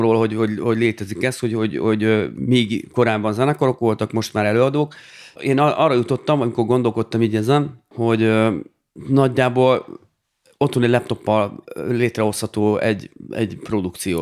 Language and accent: Hungarian; Dunaújváros, Fejér, Hungary; amikor az édesapám elvitt a zeneiskolába, Dunajvárosban